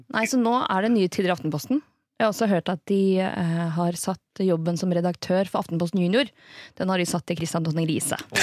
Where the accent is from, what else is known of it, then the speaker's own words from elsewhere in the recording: Norway; Vi som nordmenn